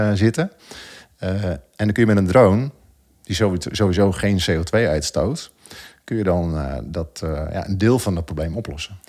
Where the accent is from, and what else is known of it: Netherlands